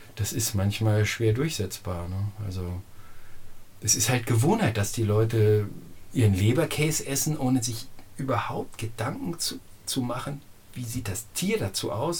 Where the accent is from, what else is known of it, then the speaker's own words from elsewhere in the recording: Lower Saxony, Germany; now in Hüttenheim, Germany; ich komme aus Niedersachsen, von Sandböden mit 800 mm Niederschlag